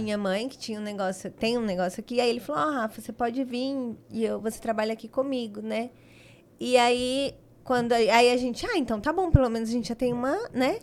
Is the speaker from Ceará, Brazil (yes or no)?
no; São Paulo, Brazil; moved away as an adult; also born or lived in Adamantina; now in Dracena, Brazil; Eu nasci em Adamantina e aí, bebê, eu fui para São Paulo, mas fui pe pequena ainda